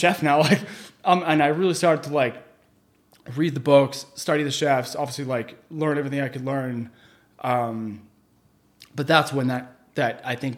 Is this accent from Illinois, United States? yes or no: no; Chelmsford, Massachusetts, United States; also born or lived in Boston; I was from Chelmsford. I was living in Chelmsford that whole time